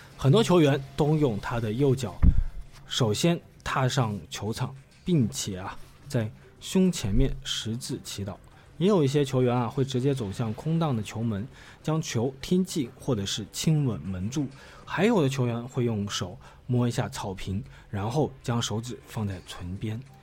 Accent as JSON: {"language": "Chinese", "country": "China", "said": "我们中国"}